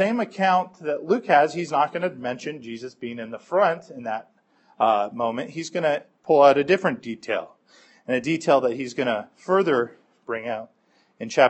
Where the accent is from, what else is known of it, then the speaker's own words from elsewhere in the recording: Rome, Lazio, Italy; when I was growing up in Rome as an unbeliever